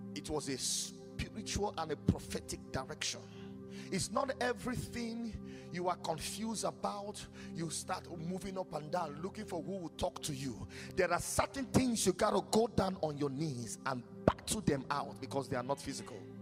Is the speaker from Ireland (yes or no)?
no; Nigeria; my home country Nigeria